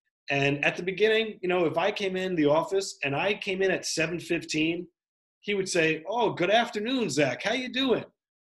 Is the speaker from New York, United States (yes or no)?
yes; New York, United States; Sure, I grew up in Westchester County, which is a nice part of New York, but I spent more time in the South Bronx